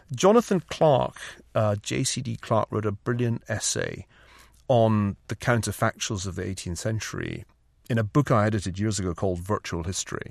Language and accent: English; Glasgow, Scotland, United Kingdom; now in California, United States; saw enough of the proletariat growing up in Glasgow